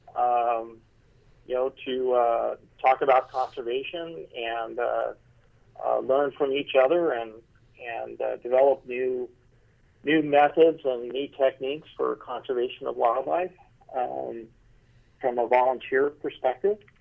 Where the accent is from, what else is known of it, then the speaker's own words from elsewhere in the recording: Boulder City, Nevada, United States; moved away; I grew up in Boulder City, Nevada